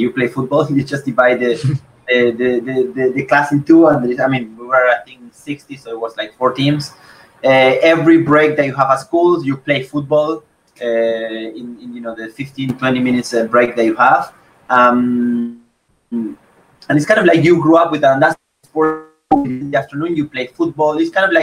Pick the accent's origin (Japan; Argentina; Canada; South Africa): Argentina; Esperanza, Santa Fe; moved away as an adult; now in Philippines; I am from Esperanza